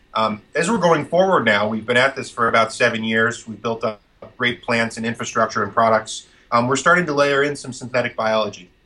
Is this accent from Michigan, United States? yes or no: no; central Vermont, United States; I grew up farming in Vermont uh, on a very small uh, maple syrup and dairy farm and meat farm uh, in central Vermont